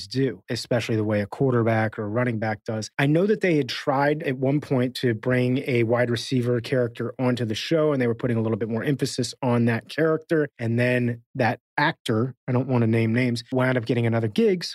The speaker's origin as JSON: {"language": "English", "town": "Miami", "region": "Florida", "country": "United States", "tie": "born or raised there", "moved": "yes", "said": "I grew up in Miami"}